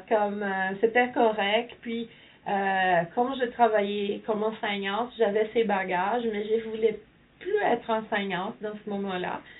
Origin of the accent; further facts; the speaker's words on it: Ontario, Canada; non, je suis franco-ontarien.